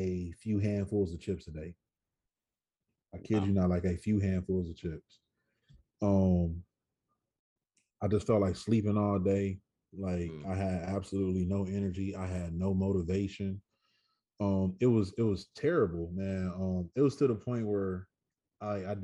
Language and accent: English; Michigan, United States; moved away as an adult; now in Los Angeles, United States; growing up in Michigan